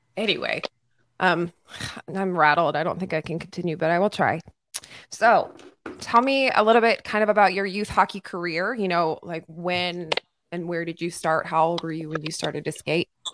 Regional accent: Texas, United States; you like myself are a Texas native

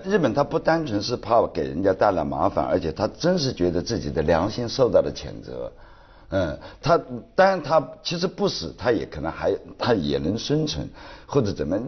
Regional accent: China; 我们中国人先救父母

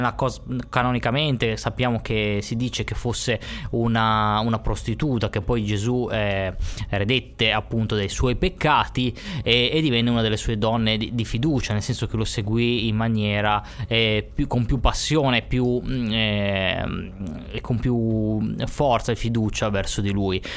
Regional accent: Ponente, Liguria, Italy; noi qui nel nostro ponente

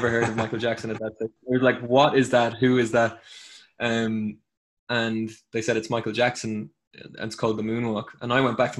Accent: Ireland; also born or lived in Guyana

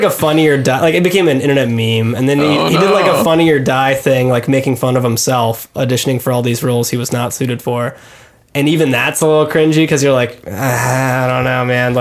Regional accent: Fort Worth, Texas, United States; my hometown of Fort Worth

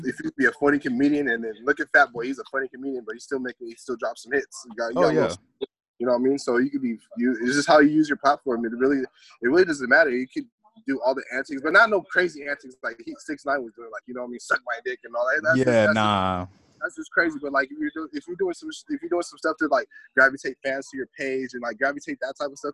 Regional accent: Orange County, California, United States; also born or lived in Anaheim; I'm from Orange County. West Santa, born and raised

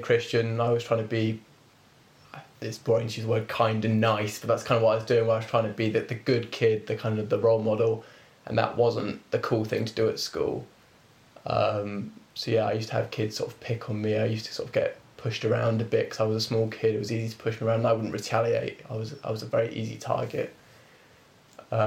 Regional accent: Reading, South East England, United Kingdom; I was born here in Reading.

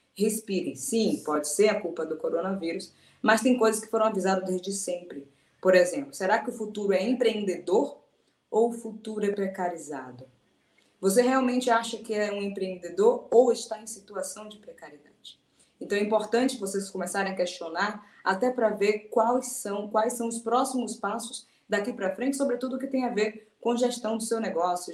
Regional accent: Salvador, Bahia, Brazil; Sou de Salvador

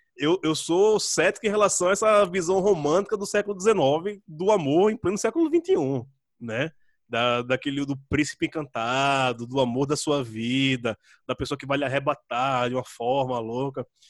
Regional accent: Jaboatão dos Guararapes, Pernambuco, Brazil; moved away as an adult; also born or lived in Recife; now in São Paulo, Brazil; eu sou de Candeias, nasci em Candeias, quase na beira da praia, né? Minha mãe mora pertíssimo da praia

